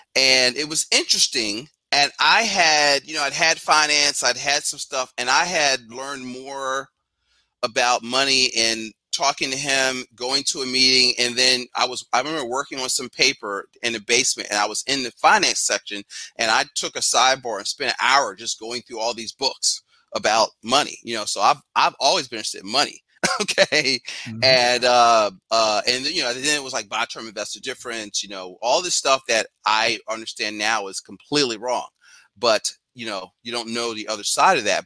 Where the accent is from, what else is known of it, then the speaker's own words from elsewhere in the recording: Philadelphia, Pennsylvania, United States; I'm from Philly. Uh, grew up in Yorktown, 12th and Master.